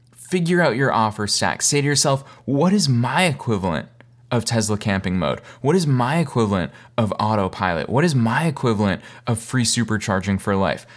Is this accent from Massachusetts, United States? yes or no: yes; Boston, Massachusetts, United States; moved away as an adult; also born or lived in East Coast; now in Los Angeles, United States; I'm originally from Boston.